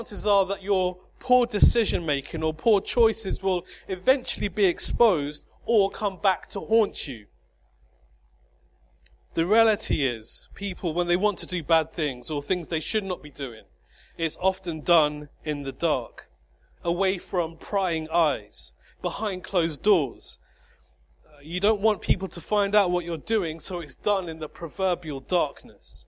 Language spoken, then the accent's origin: English; High Wycombe, South East England, United Kingdom; High Wycombe, my hometown